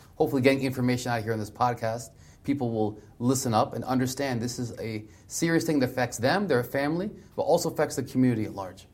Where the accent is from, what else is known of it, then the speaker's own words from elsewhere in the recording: Delmarva Peninsula, Southern Maryland, United States; I grew up in Southern Maryland, Del Mar River Peninsula